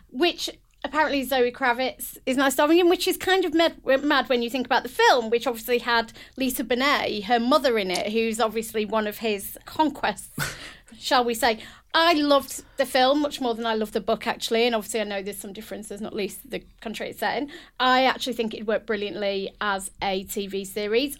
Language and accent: English; United Kingdom; a British, proud British woman